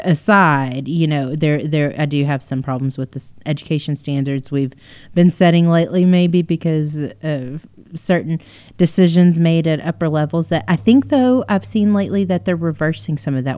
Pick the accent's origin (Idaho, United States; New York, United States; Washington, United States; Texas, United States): Texas, United States; we are Texans